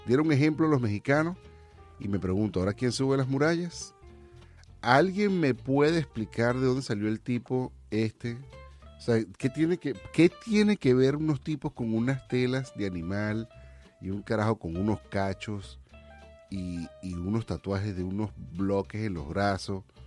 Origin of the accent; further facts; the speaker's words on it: Venezuela; now in United States; como venezolano